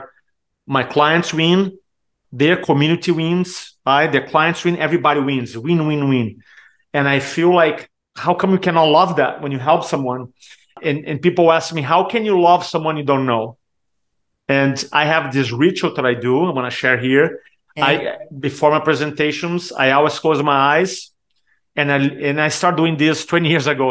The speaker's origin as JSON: {"language": "English", "country": "Brazil", "tie": "born or raised there", "also_born_or_lived": "San Diego, United States", "first_language": "Portuguese", "second_language": "English", "moved": "as an adult", "lives_now": "Charleston, United States", "said": "growing up in Brazil, I struggle with Portuguese."}